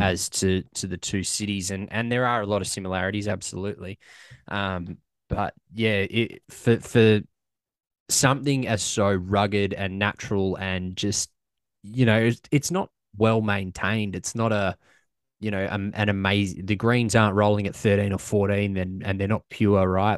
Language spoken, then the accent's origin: English; Australia; I'm from Australia